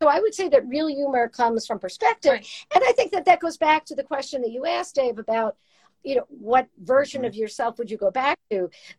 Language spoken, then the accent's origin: English; Brooklyn, New York, United States; accent: Brooklyn; My voice was like traffic. I sounded like I was from Brooklyn.